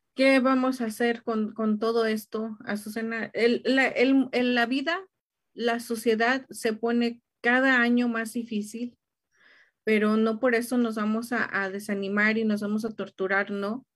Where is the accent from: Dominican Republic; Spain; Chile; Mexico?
Mexico; para nosotros como mexicanos